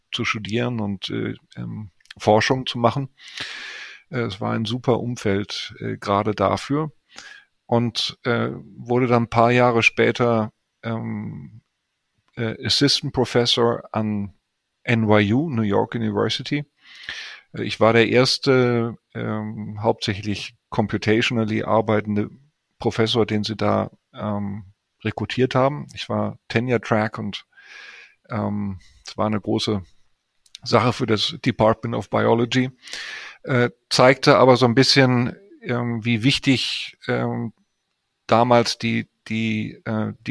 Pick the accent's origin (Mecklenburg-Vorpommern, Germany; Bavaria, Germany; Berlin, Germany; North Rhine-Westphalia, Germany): North Rhine-Westphalia, Germany; Cologne; ich bin Kölner, in Köln geboren, aufgewachsen und habe da auch äh, studiert